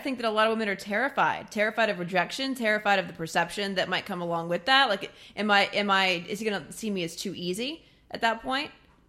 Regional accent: Midwest, United States; I mean, I was raised Catholic. I'm from the Midwest.

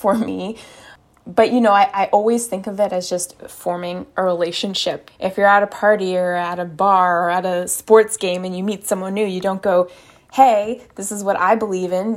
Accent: United States; I ran for a state house in the district that I grew up in. I was running in District eighty-eight

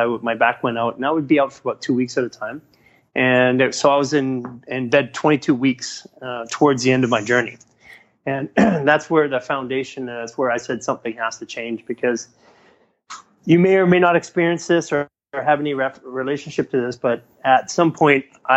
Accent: Vancouver, British Columbia, Canada; now in Los Angeles, United States; I'm from Canada originally, and in Vancouver, we're a bit more liberal in all aspects of things.

